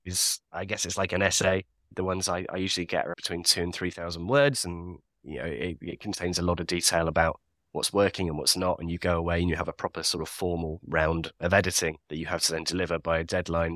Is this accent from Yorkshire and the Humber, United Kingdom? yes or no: yes; Leeds, Yorkshire and the Humber, United Kingdom; I'm from Leeds. So I grew up all around the Yorkshire countryside